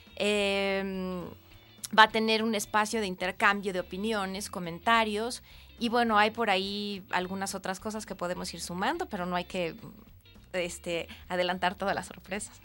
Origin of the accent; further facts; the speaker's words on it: Mexico; como muchos mexicanos